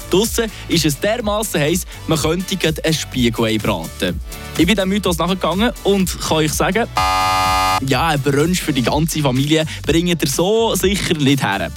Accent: Switzerland; hier bei uns in der Schweiz

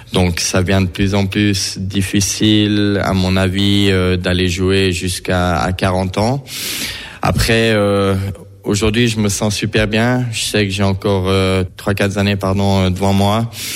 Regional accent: Fribourg, Switzerland; now in Bern, Switzerland; j'ai grandi à Fribourg

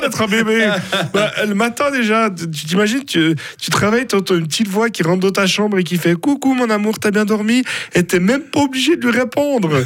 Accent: Villeneuve, Fribourg, Switzerland; je viens de Villeneuve. Alors attention, pas le Villeneuve au bord du lac où il y a le fun planète. Hein. Non, moi c'est Villeneuve dans la broie fribourgeoise

